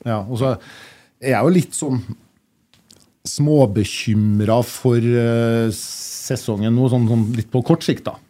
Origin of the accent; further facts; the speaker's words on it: Kyrksæterøra, Trøndelag, Norway; Jeg kommer fra Kyrksæterøra